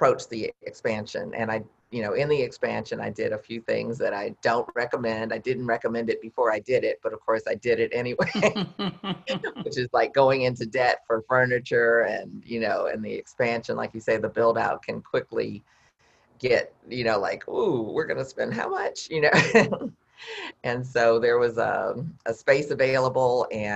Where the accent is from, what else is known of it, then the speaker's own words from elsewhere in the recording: Midwest, United States; I'm from the Midwest, so we call it pop